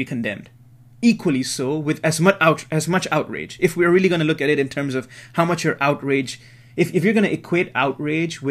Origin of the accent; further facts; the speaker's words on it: Singapore; growing up in Singapore, that's so small